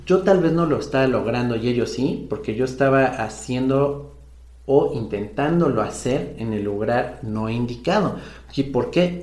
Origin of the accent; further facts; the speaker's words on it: Mexico; aquí en mi país, en México